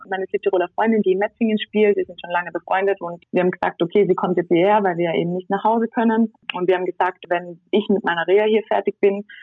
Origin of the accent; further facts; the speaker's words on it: Tyrol, Austria; Ich meine, wir sind jetzt zwei Wochen in Tirol, da wo ich herkomme, in Quarantäne und die Zahlen gehen immer noch nicht zurück.